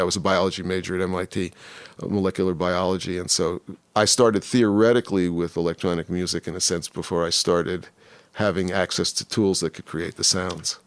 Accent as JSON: {"language": "English", "region": "New York", "country": "United States", "tie": "born or raised there", "moved": "yes", "said": "growing up in New York"}